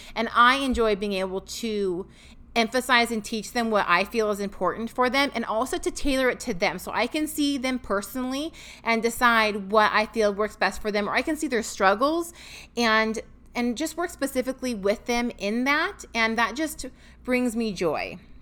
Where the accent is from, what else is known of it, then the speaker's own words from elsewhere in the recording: Washington, United States; moved away as an adult; now in Tennessee, United States; we are both from Washington State